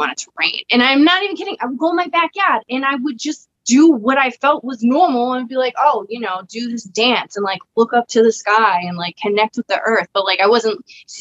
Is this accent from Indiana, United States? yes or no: no; Cambridge, Massachusetts, United States; now in Rhode Island, United States; I grew up in Cambridge, Mass, which is like a very diverse city